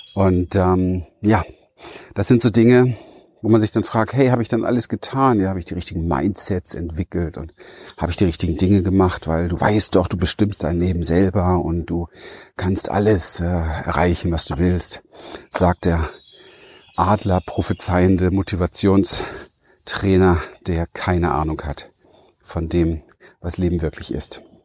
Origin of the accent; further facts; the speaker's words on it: Berlin, Germany; ich bin äh, ein Berliner Wedding-Hinterhofskind